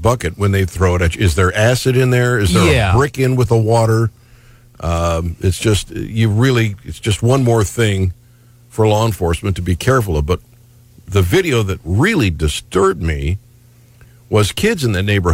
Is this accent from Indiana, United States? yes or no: no; Cleveland, Ohio, United States; moved away; my hometown back in Cleveland, Ohio